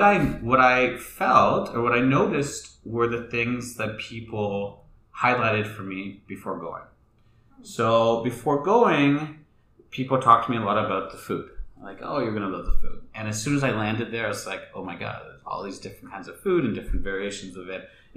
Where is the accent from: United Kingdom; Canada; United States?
Canada; born there; my ancestors are from India, and they're also from Tanzania, and I was born in Canada